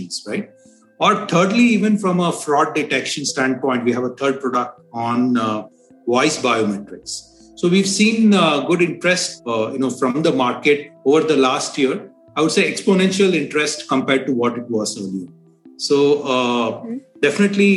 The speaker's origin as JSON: {"language": "English", "country": "India", "said": "being an Indian."}